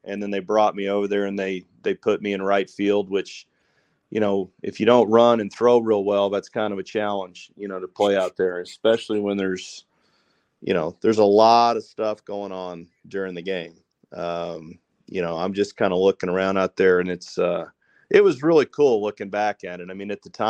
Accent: West Texas, United States; I grew up in West Texas

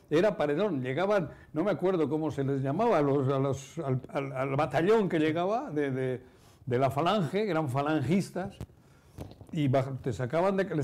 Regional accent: Lemoa, Basque Country, Spain; Mi en, mi pueblo, en Lemoa, hay una fábrica de cemento

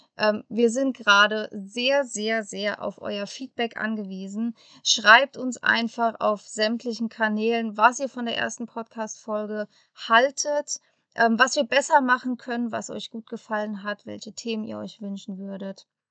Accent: Germany; moved away as an adult; bei uns in Europa oder bei uns in Deutschland

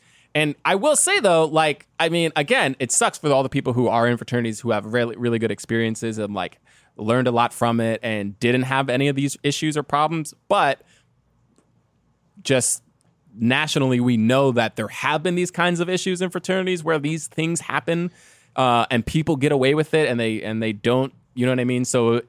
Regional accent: Detroit, Michigan, United States; I'm from Detroit, okay? Like, I don't know anything about Africa and neither do you.

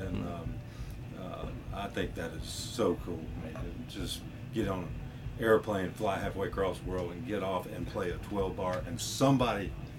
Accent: Atlanta, Georgia, United States; I'm from Atlanta.

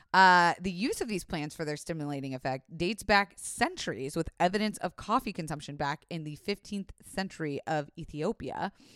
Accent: Florida, United States; I was raised in Florida

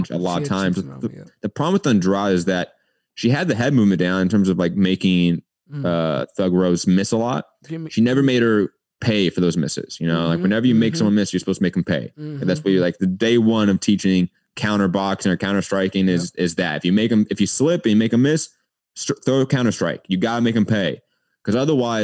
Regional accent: Los Angeles, California, United States; I grew up

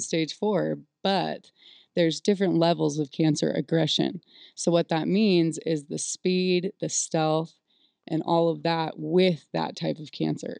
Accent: California, United States; I was born and raised in California

